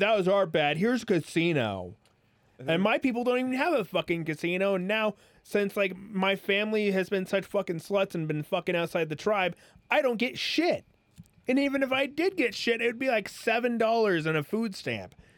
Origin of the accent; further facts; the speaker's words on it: United States; as an American